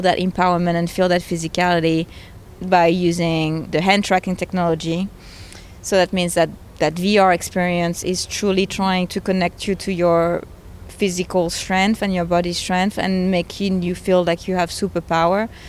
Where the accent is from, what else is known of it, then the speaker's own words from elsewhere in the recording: France; moved away; I'm originally from France